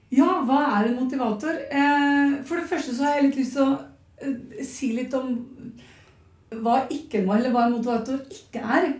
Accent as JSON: {"language": "Norwegian", "town": "Nøtterøy", "region": "Vestfold", "country": "Norway", "said": "Jeg er fra Nøtterøy"}